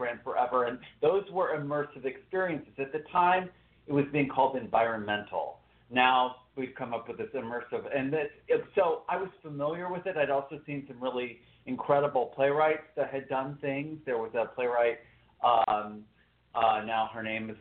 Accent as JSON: {"language": "English", "region": "Texas", "country": "United States", "also_born_or_lived": "New York", "moved": "as an adult", "said": "I'm originally from Texas, but I went to New York to go in 94"}